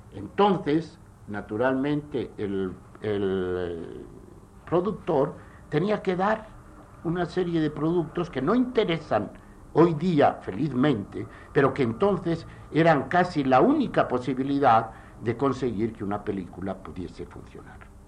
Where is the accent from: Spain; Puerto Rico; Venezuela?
Spain; en mi país, en España